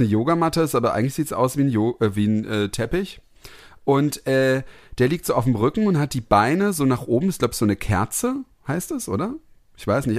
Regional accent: Heppenheim, Hesse, Germany; moved away; also born or lived in Karlsruhe; bin ich da in, in Kirchhausen aufgewachsen, das ist mein Elternhaus

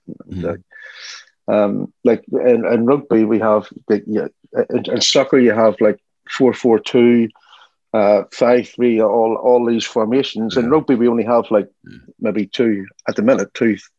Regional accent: Ireland; moved away as an adult; also born or lived in Miami / Germany; when I grew up in Ireland

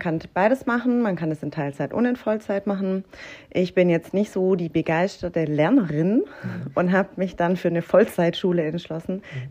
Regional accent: Herrenberg, Baden-Württemberg, Germany; also born or lived in Kuppingen; Komme von OB singen und bin ähm, Vollblut

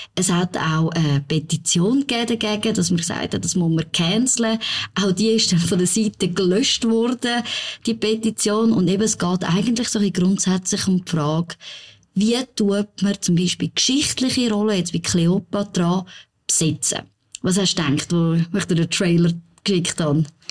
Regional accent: Zurich, Switzerland; als Zürcherin

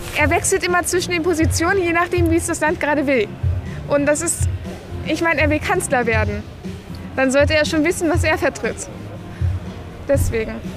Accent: Bavaria, Germany; moved away; Ich komme ja aus Bayern

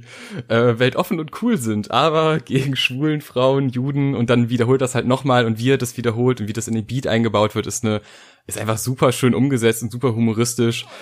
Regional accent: North Rhine-Westphalia, Germany; ich äh, bin aus NRW und bin nach Berlin gefahren

